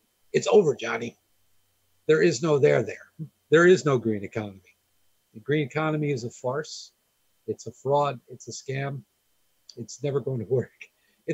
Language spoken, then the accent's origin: English; Bergen County, New Jersey, United States; where I grew up in Bergen County, New Jersey, was ranked, I think, the third best place in the United States to grow up